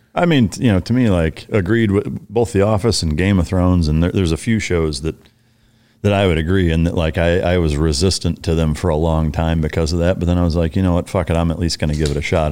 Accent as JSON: {"language": "English", "region": "Iowa", "country": "United States", "tie": "born or raised there", "moved": "yes", "said": "I grew up Lutheran in Iowa"}